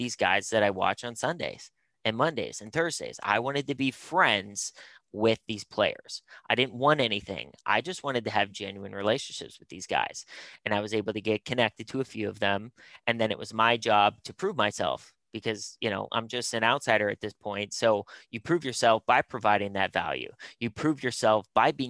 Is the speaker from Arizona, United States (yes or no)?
no; Pittsburgh, Pennsylvania, United States; moved away; also born or lived in North Carolina; I'm born and raised in Pittsburgh